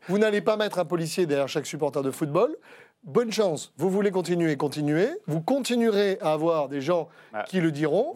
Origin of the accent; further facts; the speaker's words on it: Marseille, Provence-Alpes-Côte d'Azur, France; je suis né à Marseille